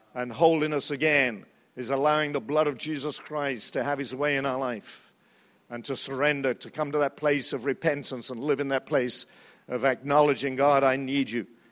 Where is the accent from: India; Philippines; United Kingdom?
United Kingdom; England; also born or lived in New Zealand; now in United States; I'm from England, and we do have a throne there